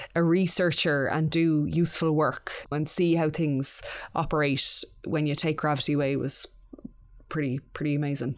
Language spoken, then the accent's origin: English; Mayo, Connacht, Ireland; that eleven-year-old growing up in Mayo